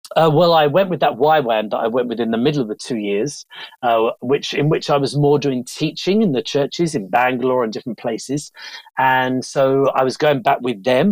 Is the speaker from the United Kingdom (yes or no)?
yes; Bromley, London, United Kingdom; moved away; also born or lived in India; I'm from Bromley, southeast London.